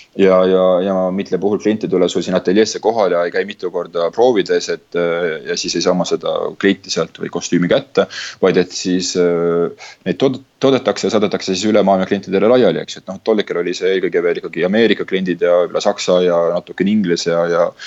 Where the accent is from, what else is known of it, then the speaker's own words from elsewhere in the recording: Tallinn, Harju County, Estonia; moved away as an adult; mina tulin sealt oma, oma Tallinnast